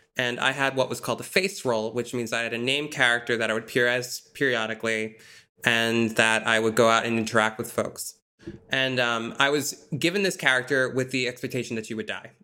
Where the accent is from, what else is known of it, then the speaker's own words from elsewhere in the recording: Massachusetts, United States; I'm from Massachusetts